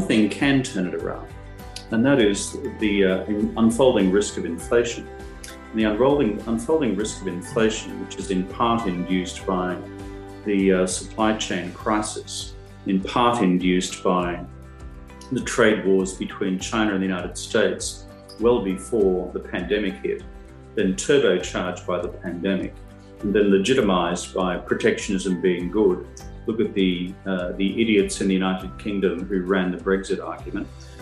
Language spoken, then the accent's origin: English; Australia; as a child growing up in Australia